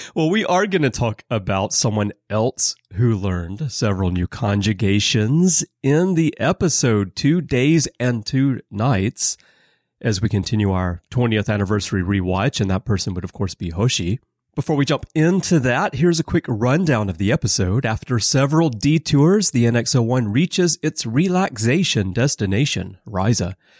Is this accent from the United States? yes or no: yes; Alabama, United States; moved away; I'm from Alabama